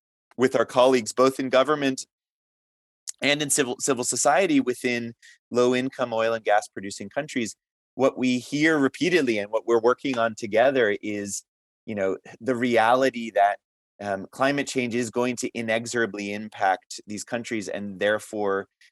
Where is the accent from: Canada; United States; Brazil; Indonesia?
United States; I'm from the United States